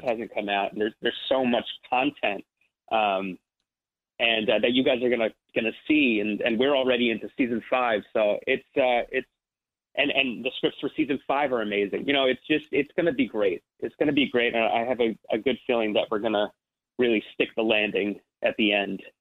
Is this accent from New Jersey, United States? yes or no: yes; Ridgewood, New Jersey, United States; I'm from New Jersey, so I grew up like uh, I'm, I'm from Ridgewood, New Jersey, which is like 40 minutes outside the city